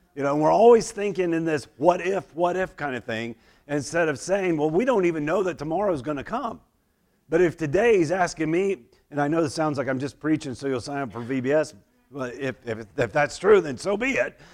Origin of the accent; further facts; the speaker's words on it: Oklahoma, United States; moved away; I grew up in Oklahoma